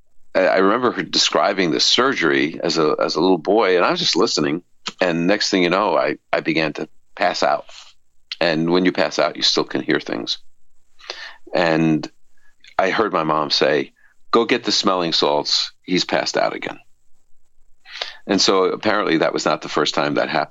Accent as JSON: {"language": "English", "town": "New York City", "region": "New York", "country": "United States", "tie": "born or raised there", "said": "I was the baby in the family, raised in this Orthodox Jewish home in Brooklyn, New York"}